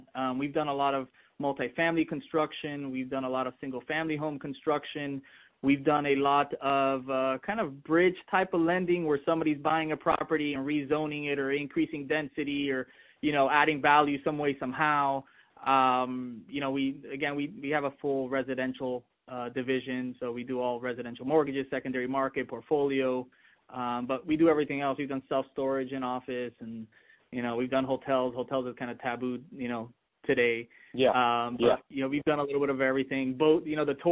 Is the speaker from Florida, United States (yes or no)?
yes; Miami, Florida, United States; growing up in Miami